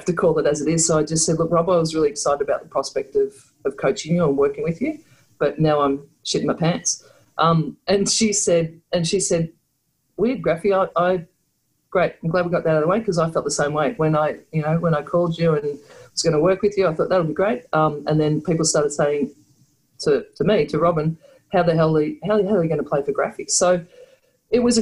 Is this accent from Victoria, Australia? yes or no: yes; Victoria, Australia; moved away; also born or lived in Canberra; a basketball player growing up in Victoria, which is sort of the, I guess, the stronghold of basketball in Australia